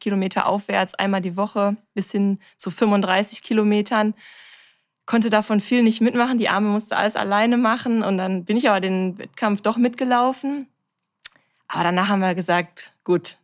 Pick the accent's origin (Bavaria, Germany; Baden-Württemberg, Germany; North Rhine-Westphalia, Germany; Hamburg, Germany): North Rhine-Westphalia, Germany; Bochum; Ich bin 32 Jahre alt und komme aus Bochum